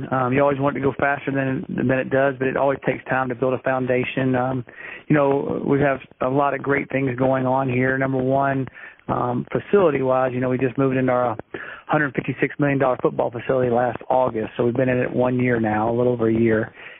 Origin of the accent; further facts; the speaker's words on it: Coral Gables, Florida, United States; now in Colorado, United States; I was born there in Coral Gables at Doctor's Hospital a long time ago.